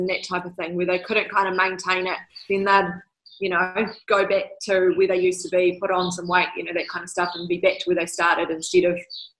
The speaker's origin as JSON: {"language": "English", "town": "Morrinsville", "region": "Waikato", "country": "New Zealand", "tie": "born or raised there", "also_born_or_lived": "Hamilton", "said": "I am born and bred in Morrinsville, actually. I grew up in a family that loved to be active and into lots and lots of sports. Went to Morrinsville College. And then I moved to Hamilton."}